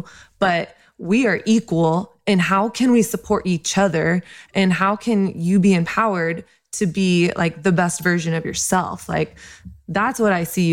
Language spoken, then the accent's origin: English; United States; I was born in the United States